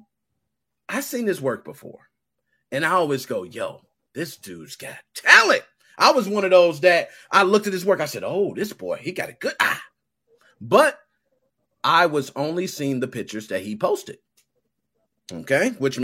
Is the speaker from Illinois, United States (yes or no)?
yes; Chicago, Illinois, United States; I was born and raised in Southside Chicago